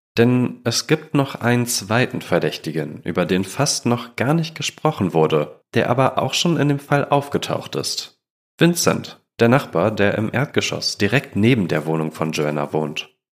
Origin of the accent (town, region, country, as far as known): Germany